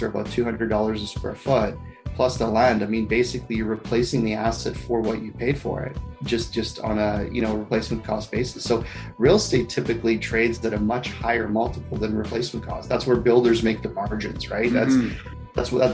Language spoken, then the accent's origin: English; Toronto, Ontario, Canada; moved away as an adult; now in Calgary, Canada; where I grew up in Toronto